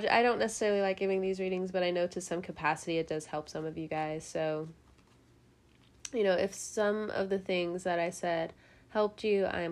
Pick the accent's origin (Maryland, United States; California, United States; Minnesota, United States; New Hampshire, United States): California, United States; now in the South, United States; I'm from California